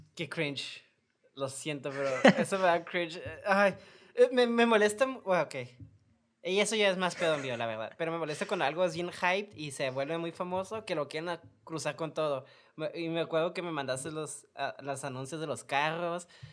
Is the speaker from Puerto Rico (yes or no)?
no; Mexico; somos mexicanos